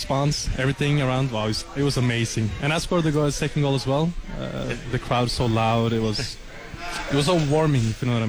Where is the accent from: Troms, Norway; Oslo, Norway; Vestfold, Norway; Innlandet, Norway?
Vestfold, Norway; Skien; moved away as an adult; now in Lubbock, United States; I'm from Norway, from a small city called Skien.